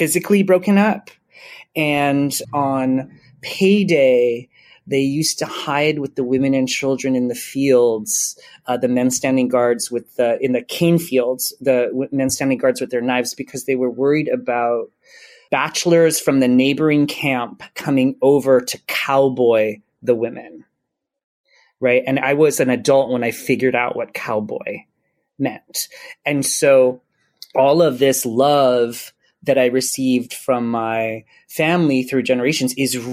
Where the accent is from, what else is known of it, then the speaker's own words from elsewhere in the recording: Hawaii, United States; I grew up in Hawaii and I love being from Hawaii